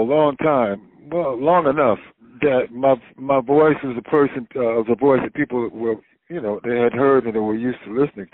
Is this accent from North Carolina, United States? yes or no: yes; Wilmington, North Carolina, United States; born or raised there; also born or lived in Chapel Hill, North Carolina